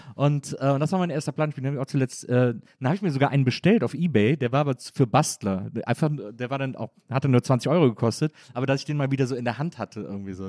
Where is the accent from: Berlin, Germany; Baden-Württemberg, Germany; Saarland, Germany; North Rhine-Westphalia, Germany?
North Rhine-Westphalia, Germany; Wesseling; ich komme eigentlich aus Wesseling zwischen Köln und Bonn